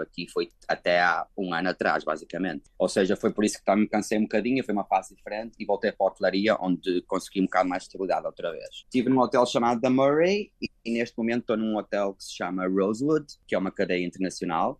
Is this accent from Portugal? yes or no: yes; Portugal; moved away as an adult; now in Hong Kong; eu que sou europeu, como tu, não é? Português